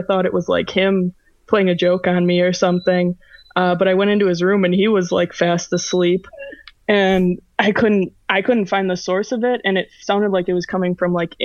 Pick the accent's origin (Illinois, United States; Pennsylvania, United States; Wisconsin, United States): Wisconsin, United States; Oshkosh; I'm from Oshkosh, Wisconsin